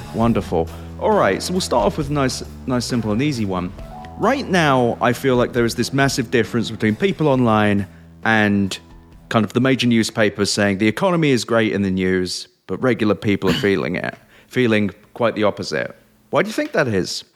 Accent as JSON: {"language": "English", "region": "England", "country": "United Kingdom", "tie": "born or raised there", "moved": "yes", "said": "I, I grew up in England"}